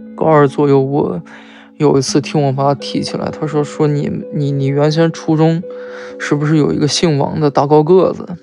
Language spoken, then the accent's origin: Chinese; Shandong, China; 我来自山东